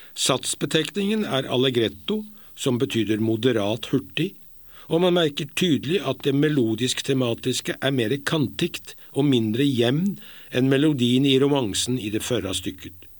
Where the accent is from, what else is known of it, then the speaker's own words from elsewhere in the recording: Norway; moved away; er jeg nordmann.